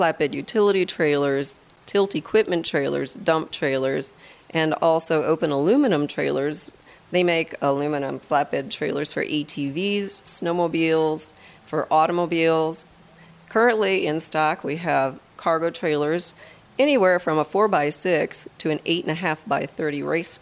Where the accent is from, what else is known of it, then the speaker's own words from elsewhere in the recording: Midwest, United States; moved away as an adult; now in Colorado, United States; I'm actually from the Midwest